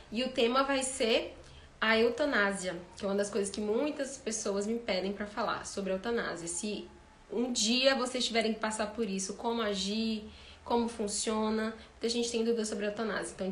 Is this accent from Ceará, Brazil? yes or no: yes; Ceará, Brazil; now in Belo Horizonte, Brazil; Eu sou do Ceará e eu vim aqui para Belo Horizonte.